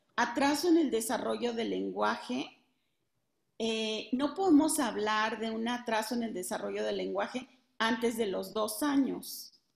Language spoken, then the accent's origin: Spanish; Mexico; de México